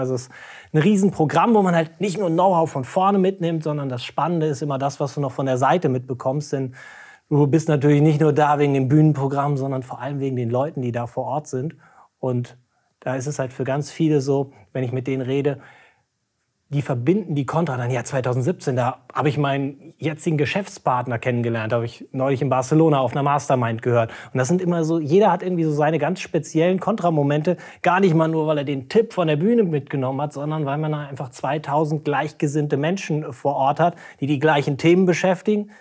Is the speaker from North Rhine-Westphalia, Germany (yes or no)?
yes; Cologne, North Rhine-Westphalia, Germany; wir als Kölner